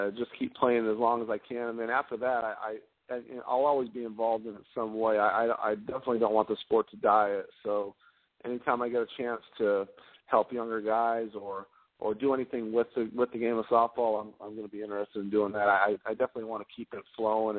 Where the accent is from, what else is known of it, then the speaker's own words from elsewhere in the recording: San Jose, California, United States; also born or lived in Idaho; I grew up in California, and in Northern California, around the San Jose area